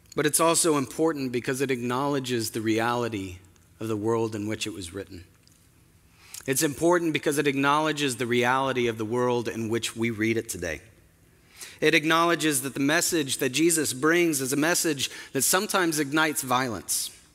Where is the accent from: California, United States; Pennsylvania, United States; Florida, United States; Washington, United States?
Washington, United States; Spokane; moved away; my hometown of Spokane